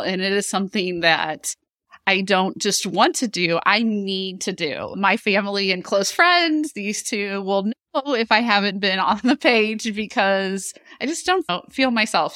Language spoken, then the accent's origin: English; Chesterfield, Missouri, United States; a Town I Grew Up In in Chesterfield, Missouri